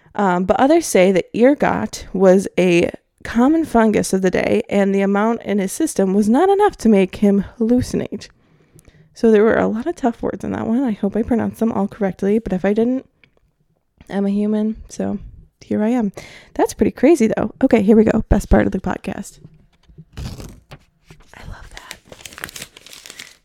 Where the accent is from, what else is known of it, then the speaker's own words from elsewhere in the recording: Milwaukee, Wisconsin, United States; my hometown of Milwaukee